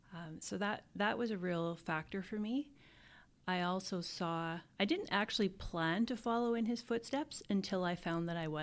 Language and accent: English; Alberta, Canada; also born or lived in Yellowknife, Canada; I say I'm from Alberta because I lived in so much of it. In the north, it was not, picking up and moving for an opportunity was second nature. So living in Yellowknife it's such a vibrant, welcoming community.